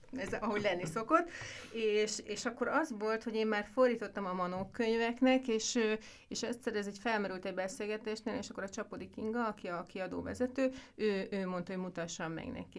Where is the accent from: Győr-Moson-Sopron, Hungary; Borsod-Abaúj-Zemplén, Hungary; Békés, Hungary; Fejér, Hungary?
Fejér, Hungary; Mór; én Móron születtem